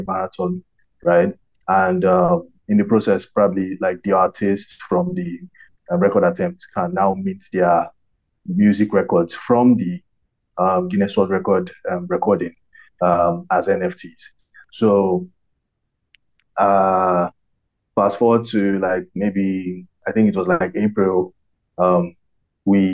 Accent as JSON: {"language": "English", "country": "Nigeria", "also_born_or_lived": "Lagos, Nigeria", "said": "I'm Nigerian. I live in Lagos, Nigeria"}